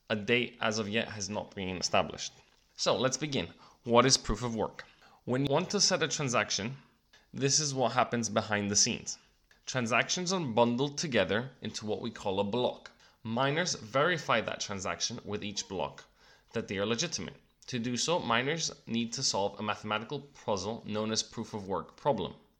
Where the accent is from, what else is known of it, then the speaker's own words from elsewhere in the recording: Cyprus; my home country of Cyprus